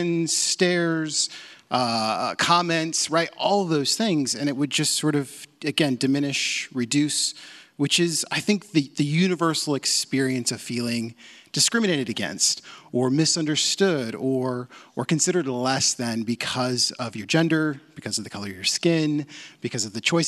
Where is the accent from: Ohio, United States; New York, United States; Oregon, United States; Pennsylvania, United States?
Oregon, United States; Portland; I grew up in Portland. This is my hometown